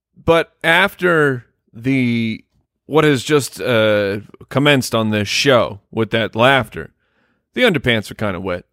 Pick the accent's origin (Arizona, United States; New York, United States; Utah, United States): Arizona, United States; we grew up in Arizona